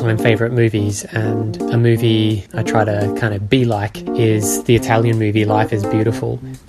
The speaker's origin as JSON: {"language": "English", "country": "Australia", "moved": "yes", "said": "I'm from Australia."}